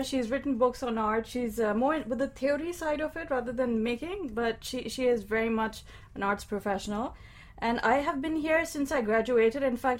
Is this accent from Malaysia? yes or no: no; Pakistan; moved away; growing up in Pakistan